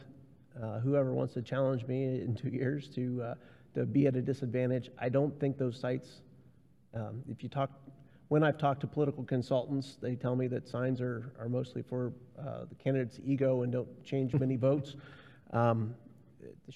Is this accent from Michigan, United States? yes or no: no; Marietta, Ohio, United States; now in Blue Ash, United States; I grew up in Marietta, Ohio, which is a beautiful town.